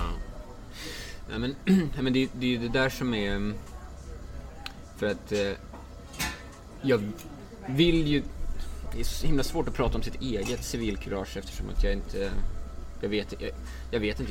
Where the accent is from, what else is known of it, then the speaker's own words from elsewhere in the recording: Dalarna County, Sweden; jag är från Dalarna. Så att skidtraditionen är rätt stark